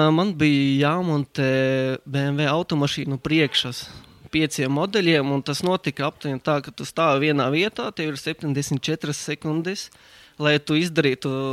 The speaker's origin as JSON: {"language": "Latvian", "town": "Balvi", "region": "Balvi Municipality", "country": "Latvia", "tie": "born or raised there", "also_born_or_lived": "Riga / England / Germany / Finland", "moved": "as an adult", "said": "es esmu dzimis Balvos, Latvijā tur es arī pavadīju savu, savas pirmās 12 klases"}